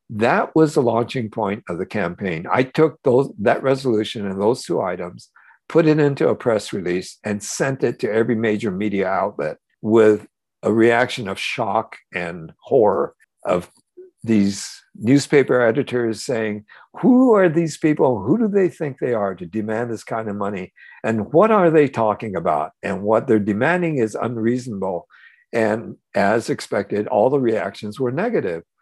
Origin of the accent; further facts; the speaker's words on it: United States; all those things that I had carried in all those years growing up in America and being part of all the conflicts that that we were experienced as Japanese Americans.